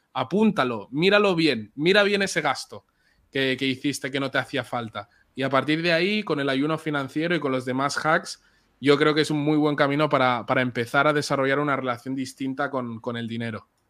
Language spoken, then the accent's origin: Spanish; Barcelona, Catalonia, Spain; Yo nací en Barcelona y mis papás son de República Dominicana.